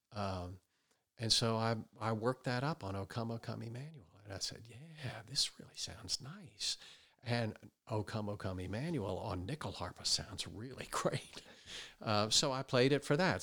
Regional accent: Wayne, Pennsylvania, United States; I grew up outside of Philadelphia, uh, in Wayne, Pennsylvania.

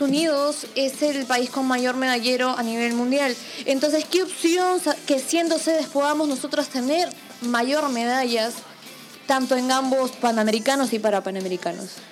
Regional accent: Peru; nosotros que somos peruanos

